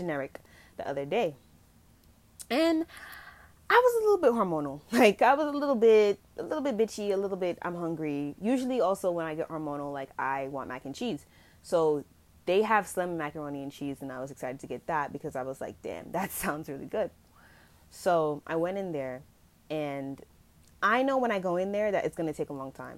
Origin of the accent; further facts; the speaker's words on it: Jamaica; I'm going to be using kind of like patois in this episode because I am Jamaican